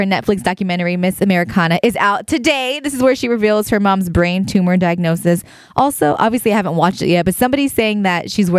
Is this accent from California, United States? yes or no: yes; San Rafael, California, United States; Remember, I'm from San Rafael.